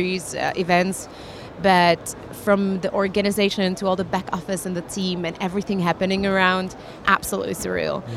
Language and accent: English; Czechia; moved away; I'm originally from Czech Republic